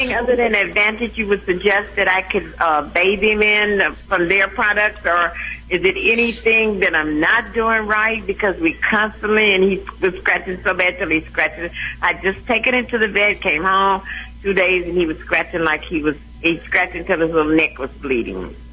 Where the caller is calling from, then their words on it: Los Angeles, California, United States; I'm calling from Los Angeles, California